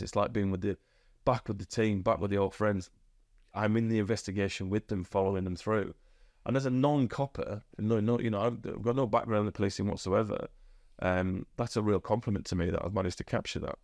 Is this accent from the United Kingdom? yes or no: yes; Huddersfield, Yorkshire and the Humber, United Kingdom; also born or lived in Australia; I'm from Huddersfield and I grew up in the shadow